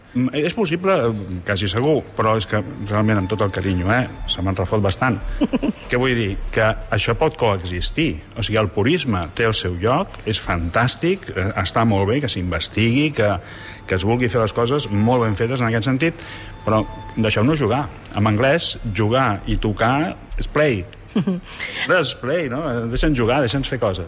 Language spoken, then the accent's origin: Catalan; Barcelona, Catalonia, Spain; és la meva vila, Vila de Gràcia, on he nascut